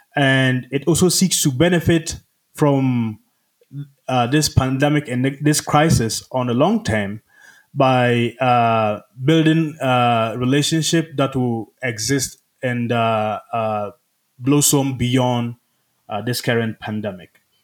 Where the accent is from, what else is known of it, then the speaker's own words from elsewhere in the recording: Ghana; moved away as an adult; also born or lived in Rwanda; now in United States; I'm from Ghana, where I lived most of my life